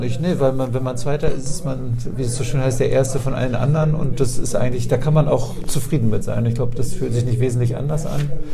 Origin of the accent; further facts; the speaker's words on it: Oldenburg, Lower Saxony, Germany; also born or lived in Hamburg; now in Bremen, Germany; Ich bin in Oldenburg aufgewachsen